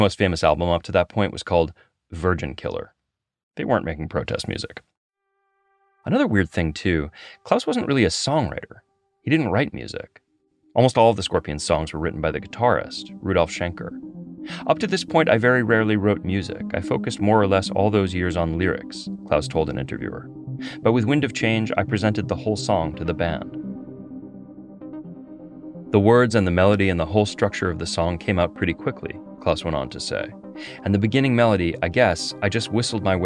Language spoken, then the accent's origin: English; United States; as an American